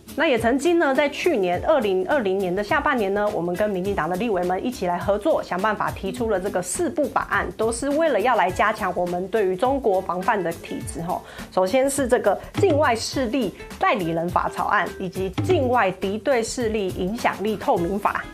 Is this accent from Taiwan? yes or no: yes; Taiwan; 我是台湾